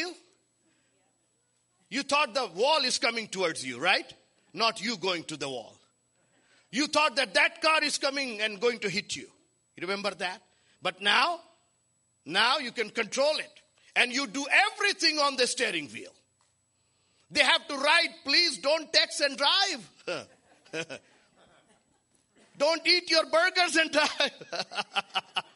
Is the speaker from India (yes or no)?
yes; India; now in Los Angeles, United States; I was born and raised in India among the Hindus